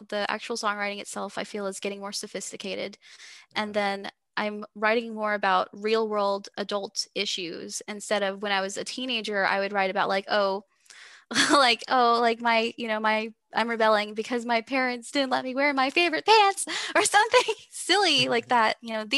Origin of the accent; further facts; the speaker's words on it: Texas, United States; accent: Texas; Sorry, you can hear my Texas accent.